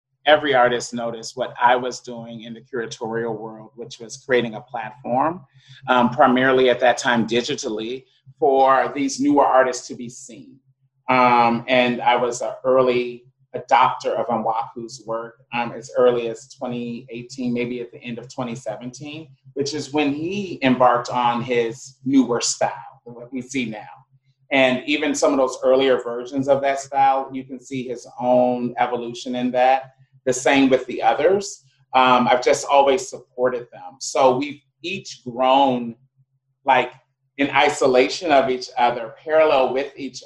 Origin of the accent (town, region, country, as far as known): United States; moved away; also born or lived in Ghana